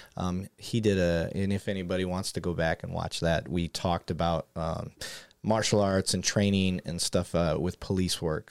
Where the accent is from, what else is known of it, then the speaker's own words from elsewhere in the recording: Michigan, United States; I grew up in Michigan